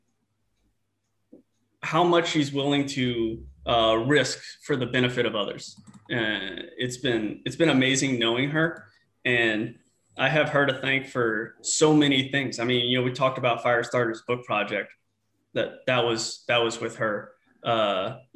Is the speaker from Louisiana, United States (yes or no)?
yes; New Orleans, Louisiana, United States; moved away; I grew up in New Orleans, Louisiana